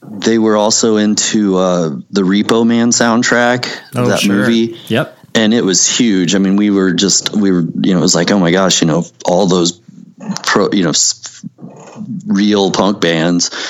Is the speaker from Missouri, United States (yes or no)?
yes; Missouri, United States; this is another thing that intrigues me about my hometown growing up, and it's in skating and all that um, it's funny because the town over the the college town Rolla